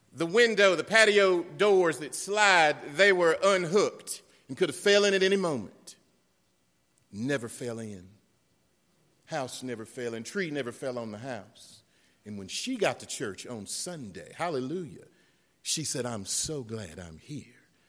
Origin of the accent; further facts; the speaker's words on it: Western North Carolina, United States; also born or lived in Beech Mountain, North Carolina; I'm from North Carolina, I'm from Western North Carolina